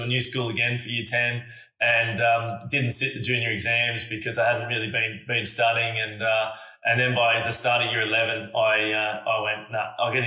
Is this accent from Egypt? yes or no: no; Townsville, Queensland, Australia; also born or lived in South Australia / Sydney; born in Ngambia in South Australia, but I moved up to Townsville with my mum when I was 9. So I grew up in Townsville